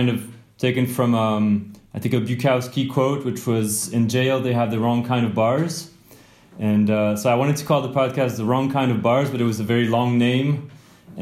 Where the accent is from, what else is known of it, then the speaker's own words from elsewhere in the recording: near Grenoble, Auvergne-Rhône-Alpes, France; I grew up near Grenoble in France, which is near the Alps